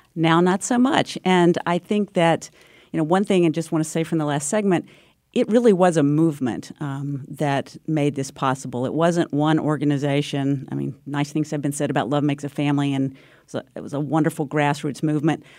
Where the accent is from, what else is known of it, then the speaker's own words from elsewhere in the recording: North Carolina, United States; moved away; also born or lived in Connecticut; my home state of North Carolina